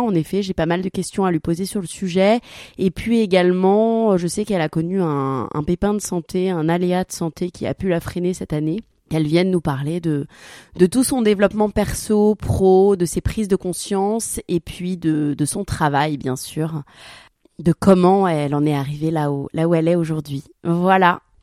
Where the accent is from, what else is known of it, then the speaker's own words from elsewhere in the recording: Paris, Île-de-France, France; moved away; also born or lived in Dubai; je suis parisienne de base, donc je suis habituée aux petits espaces